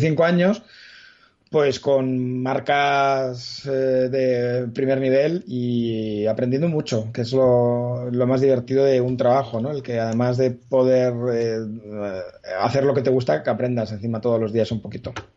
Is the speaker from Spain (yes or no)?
yes; Madrid, Community of Madrid, Spain; yo nací en Madrid, pero no soy gato